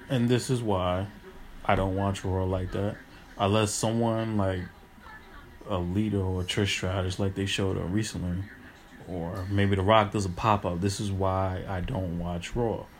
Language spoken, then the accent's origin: English; New York, United States; As a New Yorker